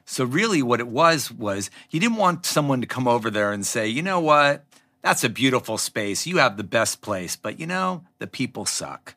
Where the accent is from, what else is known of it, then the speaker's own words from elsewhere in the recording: Los Angeles, California, United States; I grew up in Laurel Canyon